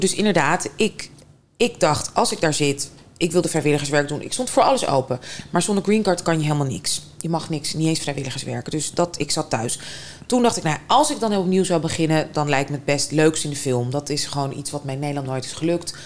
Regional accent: Moscow, Russia; moved away; Moskou. Eh, of nou ja, buiten Moskou, maar anyway, Moskou ja. opgegroeid.

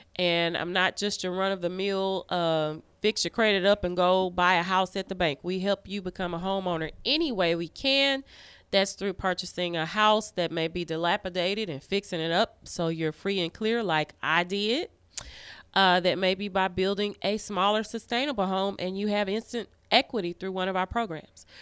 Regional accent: Arkansas, United States; the mm. biggest Black Church of Christ in Arkansas

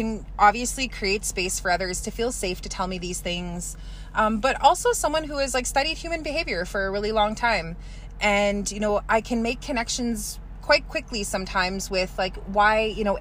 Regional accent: Kehewin Cree Nation, Alberta, Canada; I'm from the Kihiwin Cree Nation right here in Treaty 6 territory.

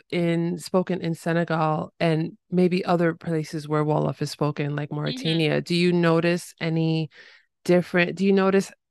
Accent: New York City, New York, United States; I'm from the Bronx

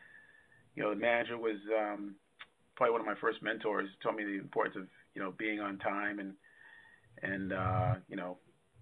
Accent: Wyandanch, New York, United States; also born or lived in Brooklyn, New York; age two, my family moved to a small town in Long Island, New York called Wyandanch, which is on the South Shore, basically right in the middle of the island.

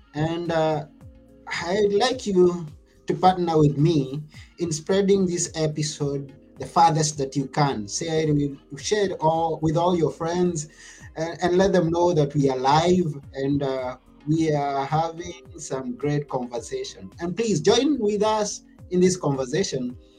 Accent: Kenya; from where I come from, I come from Kenya

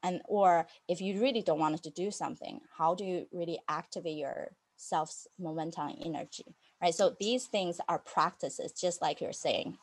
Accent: United States; But I'm also an American rebel and having that freedom to say no to things.

